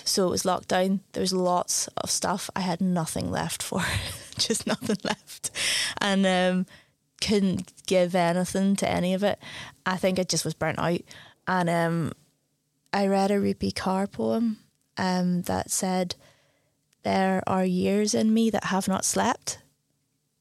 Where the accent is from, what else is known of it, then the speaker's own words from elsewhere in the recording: Belfast, Northern Ireland, United Kingdom; now in Glasgow, United Kingdom; growing up in Belfast, you're always near the sea